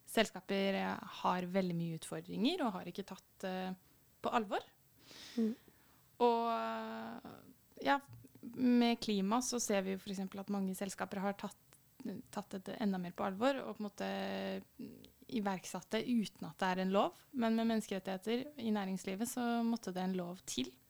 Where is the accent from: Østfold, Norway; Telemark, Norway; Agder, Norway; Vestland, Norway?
Østfold, Norway; Fredrikstad; jeg kommer jo fra Fredrikstad, som dere kanskje hører